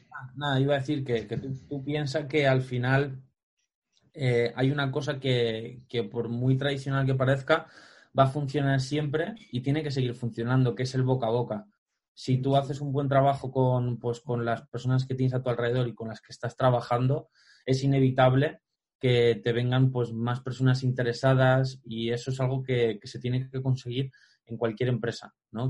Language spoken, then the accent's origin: Spanish; Alpedrete, Community of Madrid, Spain; me recorría todo mi pueblo, aquí en Alpedrete, toda la sierra